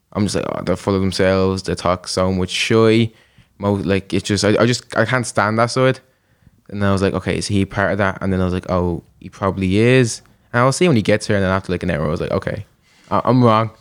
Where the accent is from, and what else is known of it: Dublin, Leinster, Ireland